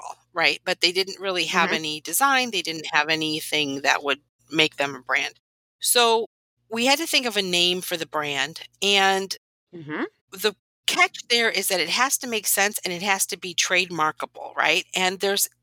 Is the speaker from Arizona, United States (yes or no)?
no; Whitewater, Wisconsin, United States; So I grew up in Wisconsin in a little town called Whitewater